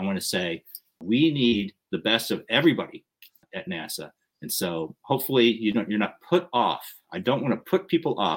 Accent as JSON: {"language": "English", "country": "United States", "said": "I'm Japanese American. I'm the third generation Japanese American, which means that my grandparents emigrated from Japan to California"}